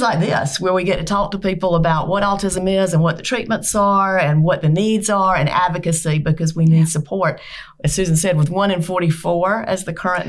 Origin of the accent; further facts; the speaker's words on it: South Carolina, United States; I am from South Carolina, grew up on the other side of the state, and then moved here.